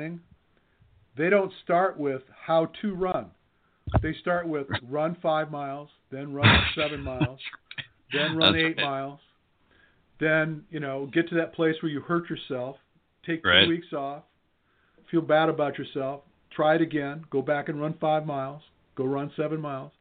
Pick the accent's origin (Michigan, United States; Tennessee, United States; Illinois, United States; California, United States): Michigan, United States; I'm from Michigan